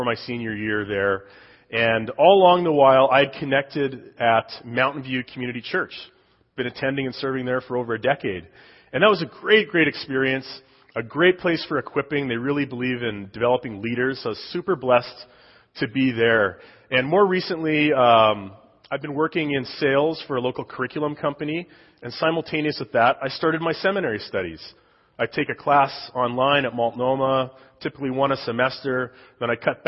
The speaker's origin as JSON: {"language": "English", "town": "Saskatoon", "region": "Saskatchewan", "country": "Canada", "tie": "born or raised there", "moved": "yes", "said": "I was born and raised in Saskatoon, Saskatchewan, Canada, just north of Montana."}